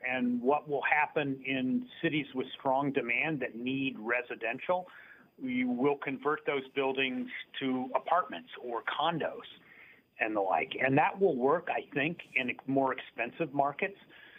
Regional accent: Dayton, Ohio, United States; I grew up near Dayton, Ohio, which, you know, the Midwest version of Binghamton.

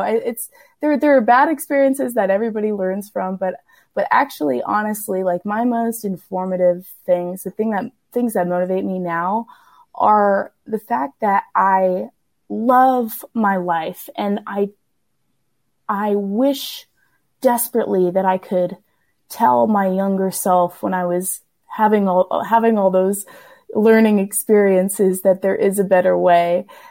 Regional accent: the South, United States; I grew up in the South

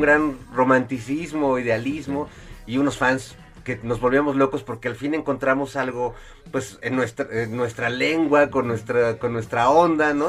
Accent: Mexico; orgullosos de ser músicos este mexicanos

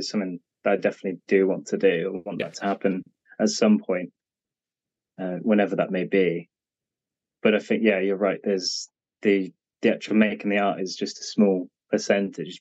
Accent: Cheltenham, South West England, United Kingdom; my hometown in Cheltenham

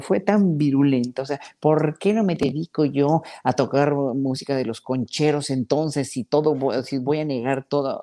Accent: Mexico; nos pagaban a los solistas mexicanos

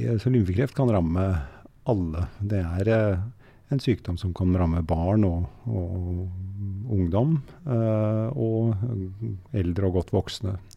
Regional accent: Oslo, Norway; first language German; moved away as an adult; also born or lived in Germany; Oslo og der hvor jeg var oppvokst

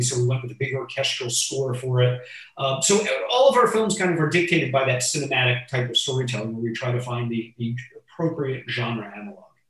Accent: Miami Beach, Florida, United States; I was born in Miami Beach in 1978.

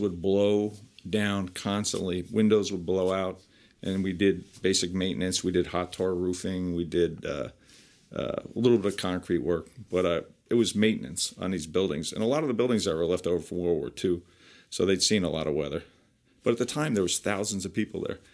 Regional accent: Piscataway, New Jersey, United States; I grew up in Piscataway, uh, New Jersey, and I graduated from Piscataway High School

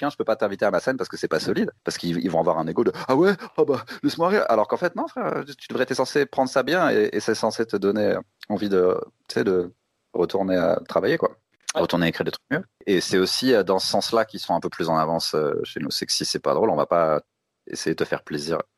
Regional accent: France; accent: European; quand, je vais dans des pays comme ça pour faire des open mic, ou je, dis pas que je suis français. Ça s'entend pas, on dirait que j'ai un accent un peu genre, européen, quoi.

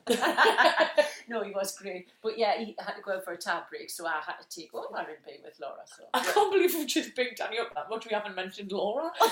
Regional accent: Wallsend, North East England, United Kingdom; So, I was born in a place called Walls End

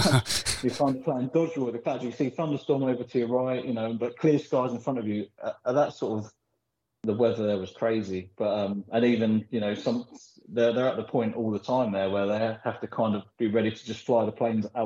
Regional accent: Philippines; born there; I was born in the Philippines and we did a lot of traveling when we were younger, backwards and forwards.

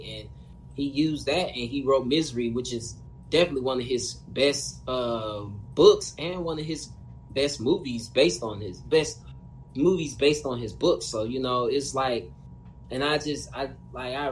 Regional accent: Indiana, United States; I grew up in a rough hood. You know what I mean? I'm from Indiana

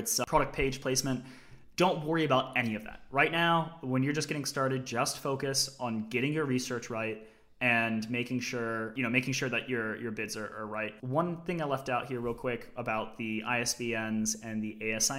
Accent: Australia; as a kid, I grew up in Australia, and I had grandparents in Michigan. My mother's American

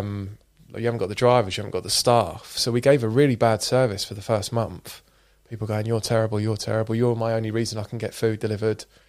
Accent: Scotland, United Kingdom; I was born in Scotland, grew up on super shitty, uh, council estate

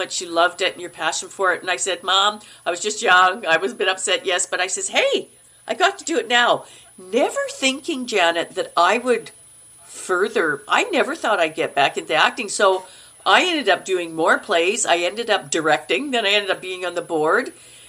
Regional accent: Brandon, Manitoba, Canada; I was in Manitoba. I come from Brandon, and I submitted to Toronto and I submitted to Vancouver to acting schools.

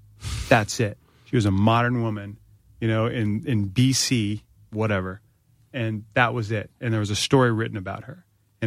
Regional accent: North Carolina, United States; I'm from North Carolina, just like to point that out.

